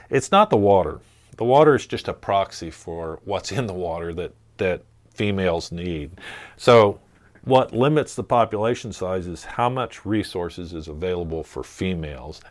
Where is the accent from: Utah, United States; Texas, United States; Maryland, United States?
Maryland, United States; just north of Annapolis; moved away as an adult; also born or lived in Kansas; growing up on the Chesapeake Bay